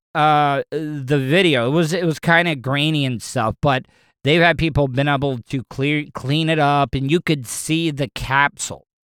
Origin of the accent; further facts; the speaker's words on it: De Leon Springs, Florida, United States; I grew up in De Leon Springs